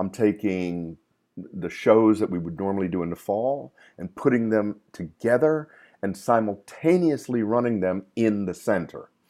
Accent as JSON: {"language": "English", "town": "Camden", "region": "New Jersey", "country": "United States", "tie": "born or raised there", "also_born_or_lived": "Trinidad", "said": "growing up in Camden"}